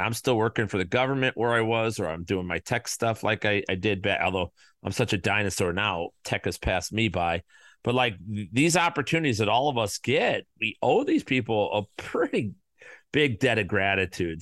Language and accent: English; Chicago, Illinois, United States; I'm from the South Side